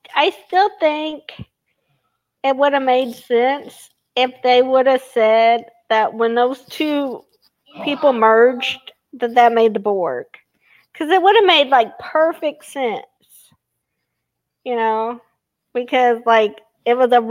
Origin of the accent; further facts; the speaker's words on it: Evansville, Indiana, United States; my hometown, Evansville, Indiana